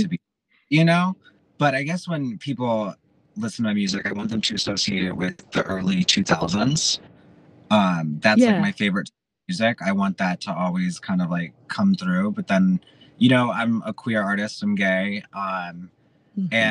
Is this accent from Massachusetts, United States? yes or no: no; Chicago, Illinois, United States; I am from Chicago.